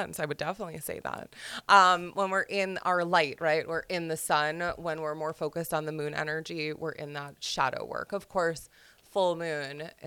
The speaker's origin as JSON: {"language": "English", "area": "Long Island", "region": "New York", "country": "United States", "tie": "born or raised there", "said": "growing up on Long Island"}